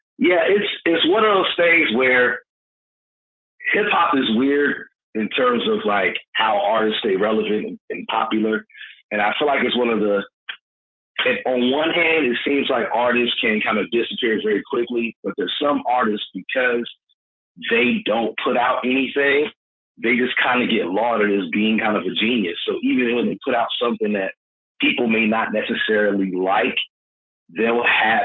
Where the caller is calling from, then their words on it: Greensboro, North Carolina, United States; Calling from Greensboro, North Carolina.